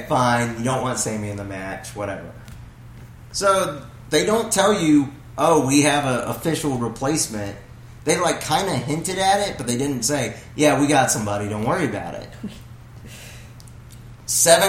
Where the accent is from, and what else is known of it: the South, United States; accent: Southern